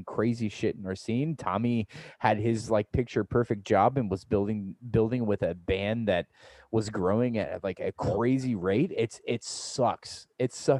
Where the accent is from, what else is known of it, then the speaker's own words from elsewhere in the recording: Central Illinois, United States; also born or lived in Omaha, Nebraska; now in St. Louis, United States; my hometown in Illinois, Central Illinois.